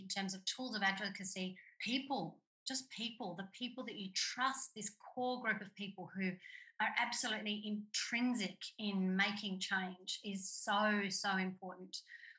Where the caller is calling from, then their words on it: Australia; I'm calling in from Gimilaroi country and I'm in a regional area.